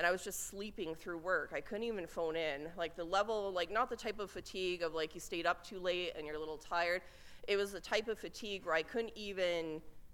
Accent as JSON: {"language": "English", "town": "Lethbridge", "region": "Alberta", "country": "Canada", "tie": "born or raised there", "moved": "yes", "said": "being back in my hometown. This is where things started for me. This is where my career started, and I always have a great affinity, affection, and respect for coming back to Lethbridge."}